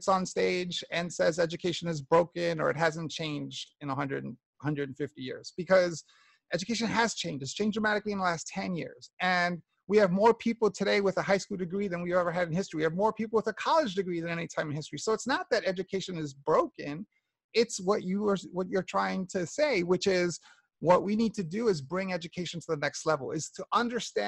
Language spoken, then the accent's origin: English; New York, United States; I grew up in New York in the 60s and 70s and 80s